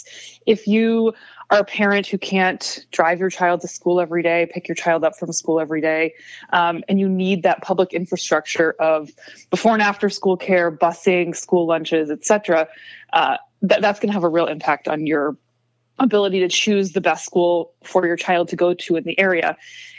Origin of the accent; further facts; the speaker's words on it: Independence, Iowa, United States; I grew up in Independence, Iowa.